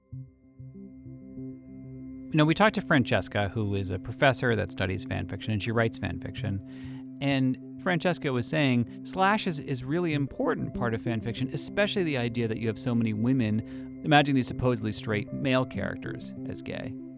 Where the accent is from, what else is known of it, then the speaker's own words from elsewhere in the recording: Boston, Massachusetts, United States; I'm from Boston.